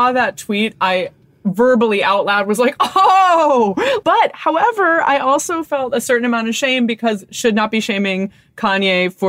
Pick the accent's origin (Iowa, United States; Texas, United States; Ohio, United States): Iowa, United States; moved away; I am from Iowa. I have like family in various cities in Iowa